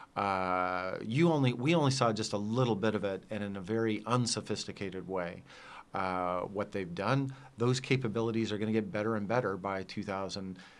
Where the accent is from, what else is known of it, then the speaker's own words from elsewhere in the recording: Montana, United States; I'm from Montana, you know, uh, Trump land